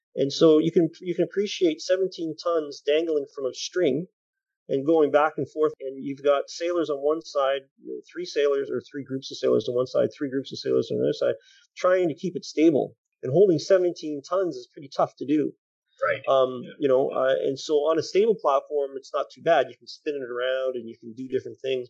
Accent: Canada; we are Canadian

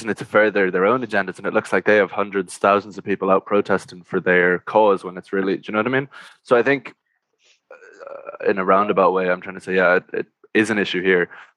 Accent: Ireland

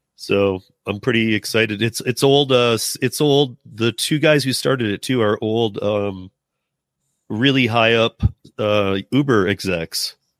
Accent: Michigan, United States; moved away; I'm originally from Michigan. I've been out here for, like, twenty-some years

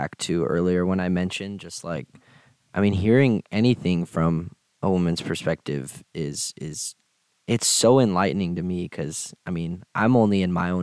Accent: Harlingen, Texas, United States; I'm from the Rio Grande Valley, which is like south Texas

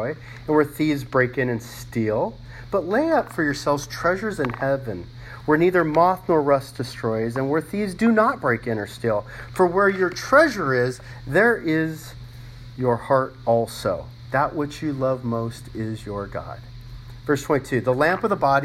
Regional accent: Los Angeles, California, United States; growing up in Los Angeles

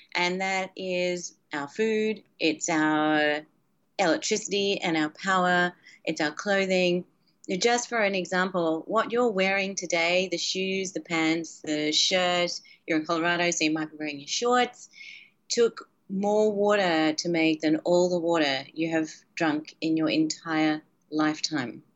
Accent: Australia; moved away; When I grew up, when I was a kid, um, and I grew up in Australia

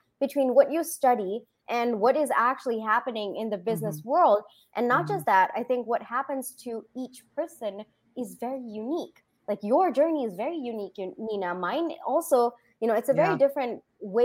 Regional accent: Singapore; moved away; also born or lived in India / Bangalore, India; I was born in India, raised in Singapore, then did my engineering in Bangalore

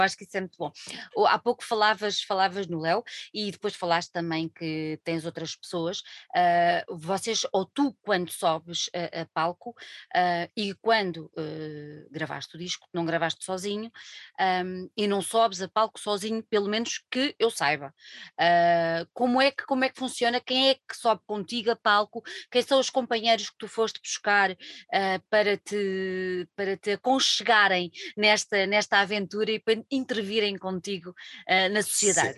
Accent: Alentejo, Portugal; eu venho do Alentejo

